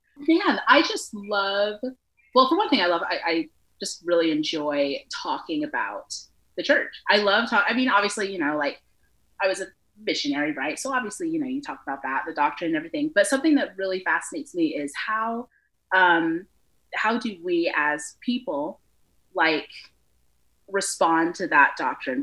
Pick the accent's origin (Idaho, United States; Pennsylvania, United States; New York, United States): Idaho, United States; Boise; also born or lived in Las Vegas, Nevada / Reno, Nevada / Post Falls, Idaho / Utah; I was going into the fourth grade, we moved to Boise, Idaho, and then my family's been there ever since